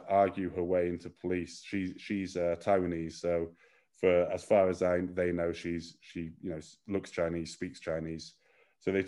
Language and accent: English; United Kingdom; now in China; we're very British